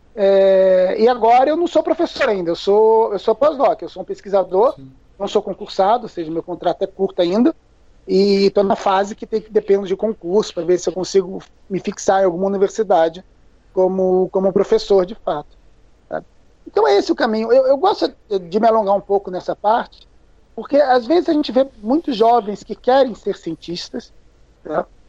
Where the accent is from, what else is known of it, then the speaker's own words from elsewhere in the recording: Curitiba, Paraná, Brazil; moved away as an adult; now in São Paulo, Brazil; Eu, eu, eu morei em Curitiba, eu cresci em Curitiba